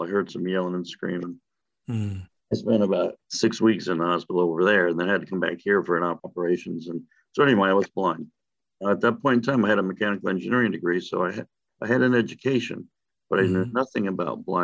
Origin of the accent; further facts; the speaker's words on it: Panama Canal Zone, Panama; moved away as an adult; also born or lived in Florida; I was born and raised in the Panama Canal Zone in Central America